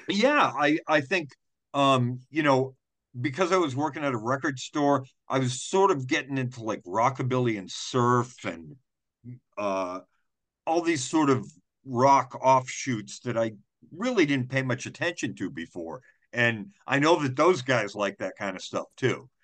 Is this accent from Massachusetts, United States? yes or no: yes; Wareham, Massachusetts, United States; now in Providence, United States; I grew up in Wareham